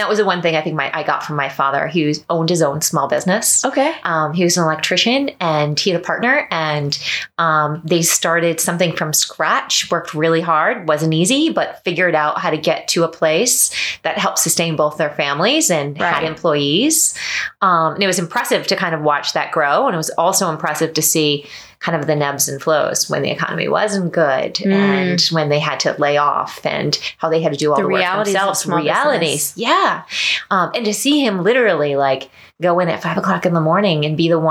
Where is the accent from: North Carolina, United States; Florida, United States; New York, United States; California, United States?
New York, United States; Hudson Valley; moved away as an adult; now in Orlando, United States; I grew up in New York, but outside the city in the Hudson Valley